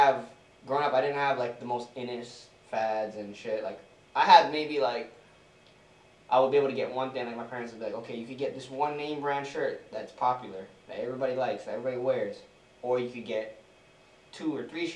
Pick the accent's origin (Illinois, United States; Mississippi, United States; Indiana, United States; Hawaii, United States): Hawaii, United States; Big Island; Where I grew up on the Big Island, everything is in town